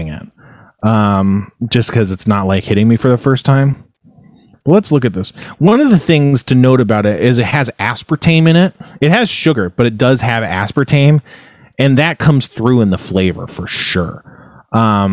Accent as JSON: {"language": "English", "country": "United States", "said": "I'm American"}